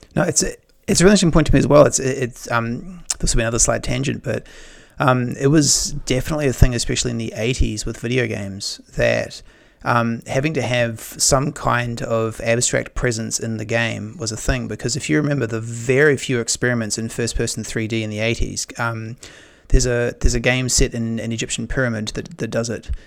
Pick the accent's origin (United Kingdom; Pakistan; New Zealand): New Zealand; I grew up in New Zealand